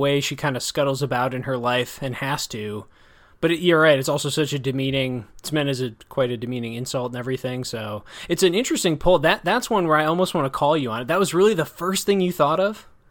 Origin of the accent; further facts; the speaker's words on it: Janesville, Wisconsin, United States; which is a nonfiction account of my hometown